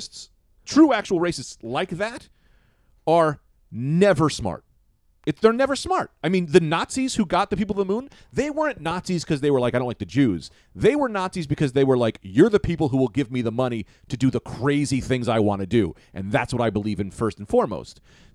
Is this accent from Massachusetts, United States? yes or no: yes; Boston, Massachusetts, United States; It's, I grew up in Boston. We say fag a lot.